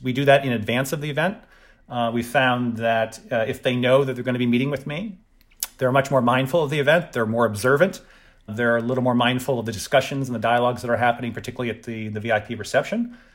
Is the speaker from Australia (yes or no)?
no; the South, United States; I'm from the South, and it's, we're very sort of traditional